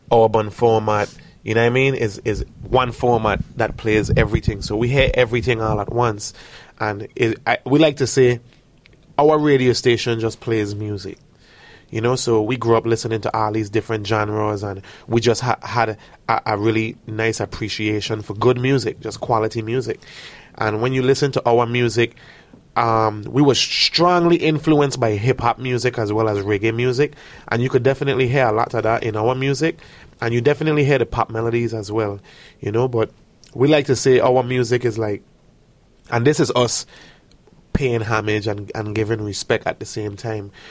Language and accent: English; U.S. Virgin Islands; moved away as an adult; also born or lived in Miami / Atlanta; born and raised on St. Thomas Virgin Islands.